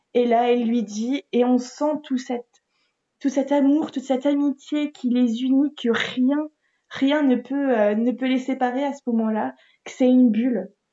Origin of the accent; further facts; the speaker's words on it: France; en tant que Français